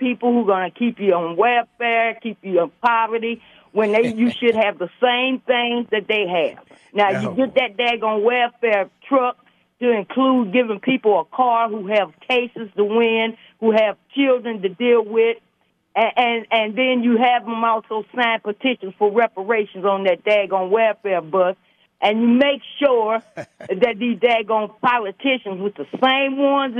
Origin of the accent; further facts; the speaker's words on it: Mount Adams, Ohio, United States; I grew up in Mount Adams and then Mount Arbor.